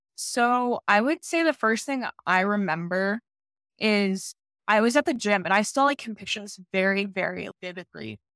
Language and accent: English; Dayton, Ohio, United States; I'm from Dayton, Ohio.